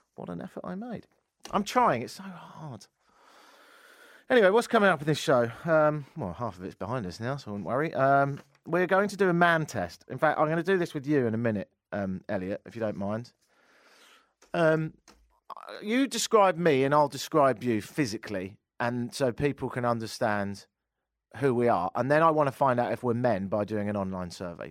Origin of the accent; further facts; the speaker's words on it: London, United Kingdom; moved away as an adult; also born or lived in Toronto, Canada; now in Canada; I'm from London, but I've been living here ten years